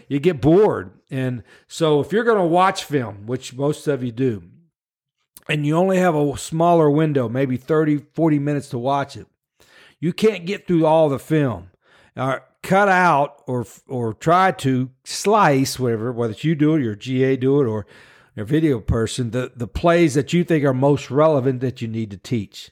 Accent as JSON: {"language": "English", "region": "West Virginia", "country": "United States", "also_born_or_lived": "New Orleans", "moved": "as an adult", "said": "we're both from West Virginia"}